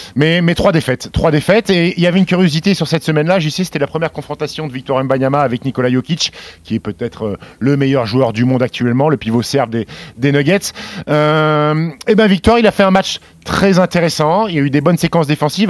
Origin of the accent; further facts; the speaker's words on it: Annecy, Auvergne-Rhône-Alpes, France; also born or lived in Caen; je suis né à Caen et Annecy, parce que j'ai grandi à Annecy